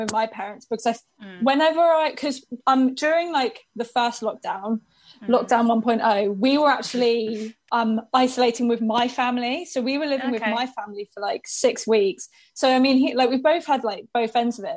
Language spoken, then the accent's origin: English; Worthing, South East England, United Kingdom; also born or lived in Brighton; now in Manchester, United Kingdom; I'm now living in Manchester. I'm originally from Worthing, which is like a seaside town near Brighton.